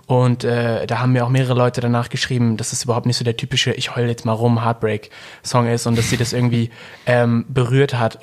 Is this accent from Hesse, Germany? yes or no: no; Ruhr area, North Rhine-Westphalia, Germany; ich komme aus dem Ruhrpott